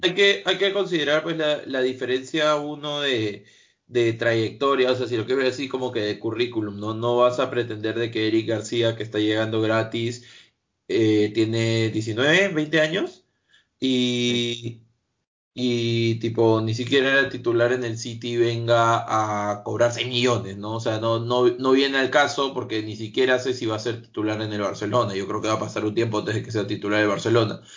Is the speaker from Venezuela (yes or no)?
no; Peru; si soy peruano